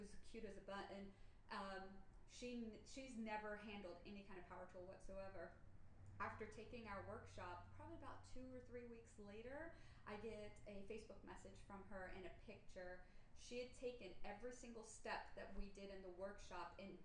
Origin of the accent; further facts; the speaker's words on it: Orlando, Florida, United States; Growing up in Orlando, both my father and my stepfather were carpenters